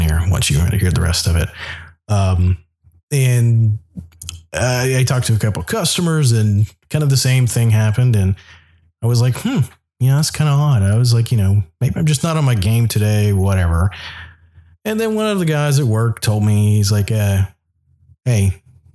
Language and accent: English; the South, United States; now in Anchorage, United States; I grew up in the South